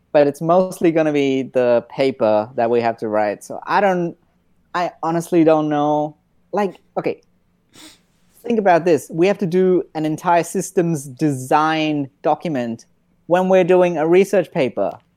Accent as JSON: {"language": "English", "country": "India", "said": "I'm Indian and we cook a lot of rice"}